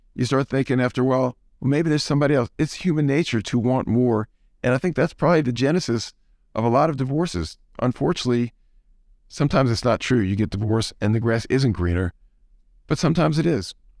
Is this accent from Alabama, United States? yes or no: no; New Orleans, Louisiana, United States; now in Atlanta, United States; I grew up in New Orleans, and I'm a Saints fan.